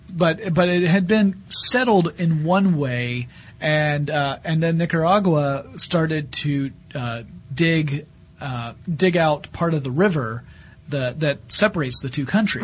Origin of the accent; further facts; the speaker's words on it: the South, United States; now in Atlanta, United States; I'm a Southerner